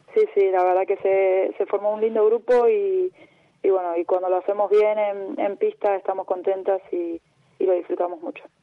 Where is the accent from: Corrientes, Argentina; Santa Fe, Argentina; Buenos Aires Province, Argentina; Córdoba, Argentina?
Buenos Aires Province, Argentina; Lanús; moved away as an adult; now in Tenerife, Spain; en Remedio de Escalada que es más cerca de, Banfield, pero, pero pertenece a Lanús. Y, y nada, viví toda mi vida ahí